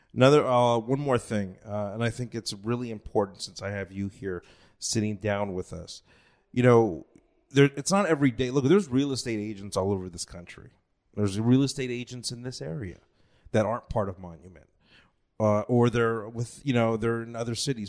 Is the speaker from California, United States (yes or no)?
yes; Los Angeles, California, United States; now in Texas, United States; I come from Los Angeles